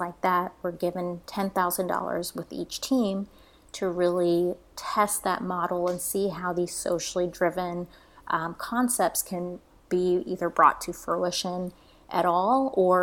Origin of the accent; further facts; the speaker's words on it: Florida, United States; moved away as an adult; now in Tulsa, United States; I'm originally from Florida